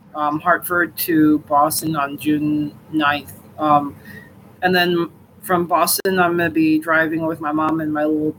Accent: Hong Kong; moved away as an adult; also born or lived in Los Angeles, United States; now in Meriden, United States

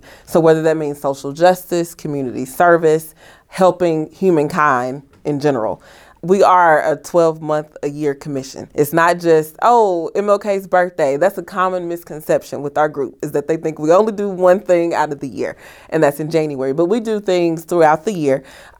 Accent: Mississippi, United States; now in Bloomington, United States; I was born and raised in Mississippi.

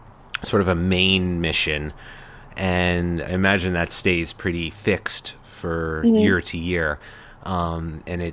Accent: Long Island, New York, United States; I grew up on Long Island

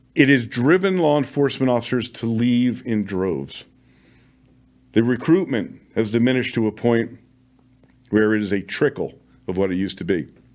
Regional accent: Las Vegas, Nevada, United States; in my hometown of Las Vegas, where I served for twenty-four years

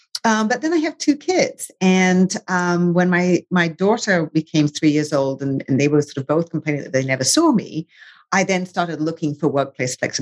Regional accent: England, United Kingdom; moved away as an adult; I grew up in England. I am British and American now.

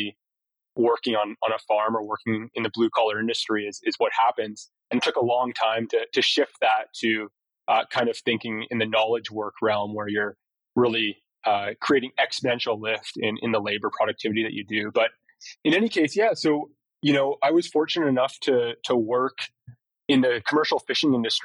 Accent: Vancouver Island, British Columbia, Canada; moved away as an adult; also born or lived in Kitchener-Waterloo, Ontario / Victoria, British Columbia / Hong Kong; now in Calgary, Canada; So I was born in Kitchener-Waterloo at about 4 years old, though family and myself obviously moved to Vancouver Island.

